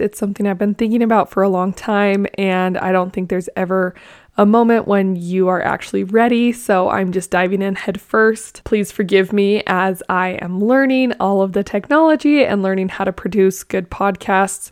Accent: Blanding, Utah, United States; also born or lived in Lehi, Utah; I grew up in Blanding, Utah. It's in southeastern Utah.

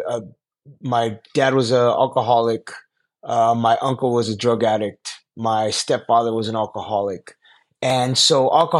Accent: Los Angeles, California, United States; Los Angeles, my hometown. I'm an Angeleno, born and raised in Los Angeles.

